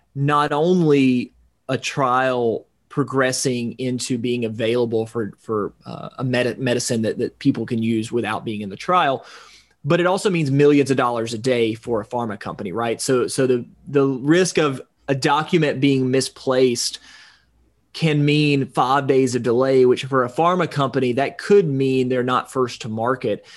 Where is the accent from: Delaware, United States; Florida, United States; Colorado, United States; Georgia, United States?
Georgia, United States; extreme North; now in Atlanta, United States; my hometown up in extreme North Georgia, two and a half hours away from Atlanta